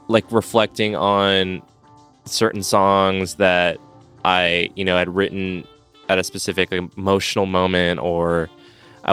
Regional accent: Los Angeles, California, United States; left my hometown of Los Angeles

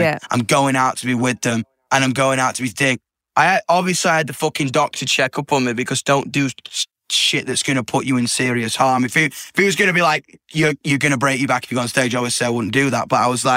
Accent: Yorkshire and the Humber, United Kingdom; I'm from Yorkshire too

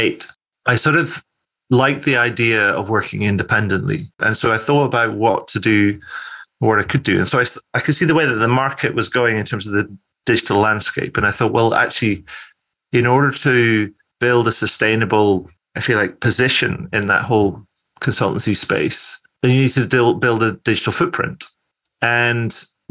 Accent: Scotland, United Kingdom; moved away as an adult; also born or lived in Cairo, Egypt / Edinburgh; So I'm originally from Scotland. I now kind of live back in Scotland, recently moved here to Edinburgh with my wife

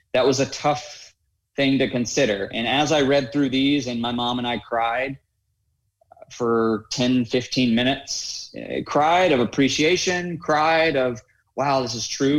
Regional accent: Raleigh, North Carolina, United States; I grew up in Raleigh, North Carolina, going to a prestigious private school, first grade through 12th grade

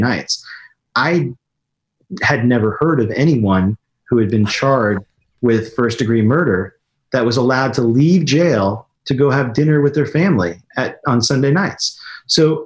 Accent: Raleigh, North Carolina, United States; moved away as an adult; also born or lived in New York; I grew up in Raleigh, North Carolina

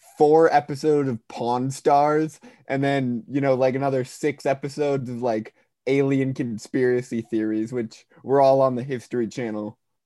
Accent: Milwaukee, Wisconsin, United States; I grew up in Milwaukee

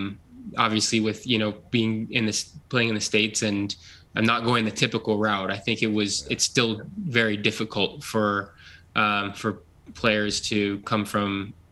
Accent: Ontario, Canada; being able to play in front of people who really haven't had the opportunity to watch me play football growing up in Ontario

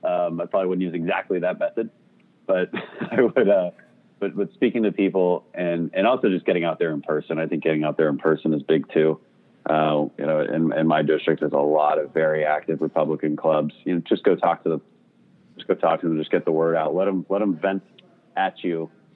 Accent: Katy, Texas, United States; also born or lived in South America; I grew up in Katy, just west of Houston. My dad was in the energy industry.

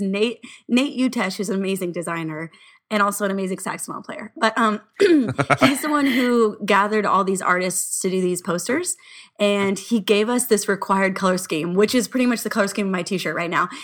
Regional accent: Orange County, California, United States; We're from Orange County

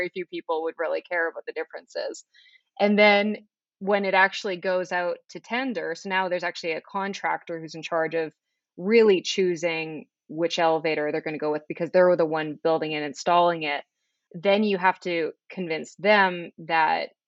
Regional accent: Flin Flon, Manitoba, Canada; also born or lived in Winnipeg; now in Toronto, Canada; I'm from Flin Flon, Manitoba. It's a tiny northern town, 800 kilometers north of absolutely anything. But yeah, so I'm originally from Flin Flon

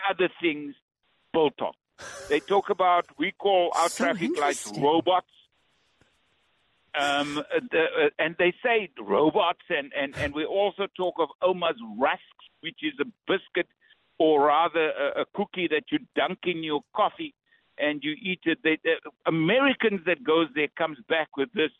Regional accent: South Africa; moved away; I'm from South Africa

